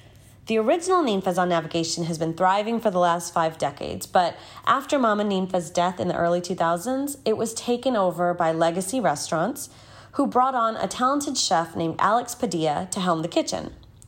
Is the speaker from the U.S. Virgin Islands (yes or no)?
no; India; now in Houston, United States; my family and I moved to Houston from India. We lived in Alief and we sort of ate whatever Mexican food was around.